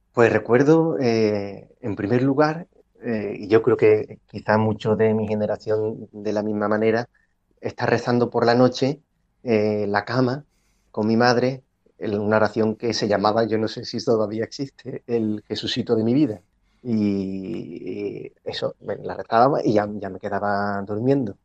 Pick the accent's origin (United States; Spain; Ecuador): Spain; Cádiz, Andalusia; moved away as an adult; also born or lived in Ávila; Yo hice la carrera de, medicina en Cádiz, pero la especialidad la hice en Ávila, eh, no pudiendo coger plaza en mi tierra